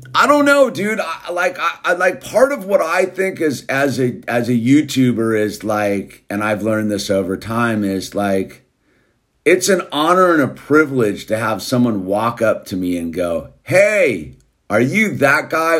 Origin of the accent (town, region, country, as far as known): United States